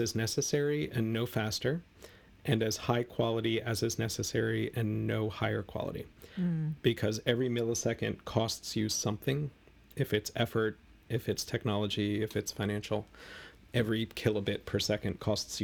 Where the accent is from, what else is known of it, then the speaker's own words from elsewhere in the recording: United States; I'm an American